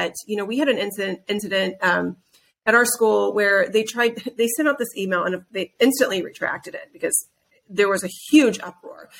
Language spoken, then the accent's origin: English; Midwest, United States; I grew up in the Midwest around people who, you know, they woke up before the sun went up and they went and farmed every day